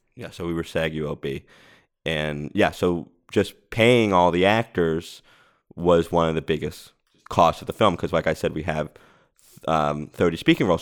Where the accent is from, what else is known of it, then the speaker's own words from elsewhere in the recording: Rhode Island, United States; now in Los Angeles, United States; I moved out here and I, I'm from Rhode Island.